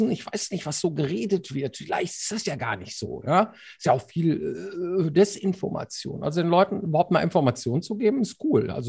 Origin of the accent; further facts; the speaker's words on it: Germany; ich als Deutscher empfinde das vielleicht auch gar nicht